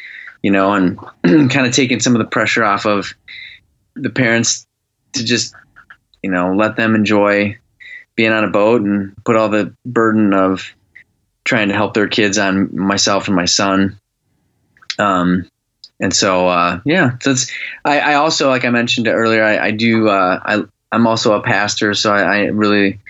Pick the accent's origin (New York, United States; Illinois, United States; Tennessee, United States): Illinois, United States; moved away as an adult; now in Michigan, United States; I grew up in Illinois. Honestly, I lived in Illinois until I was 30, and then I moved to Michigan